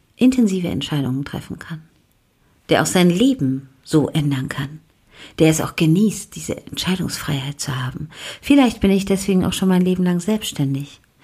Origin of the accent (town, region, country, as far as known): Germany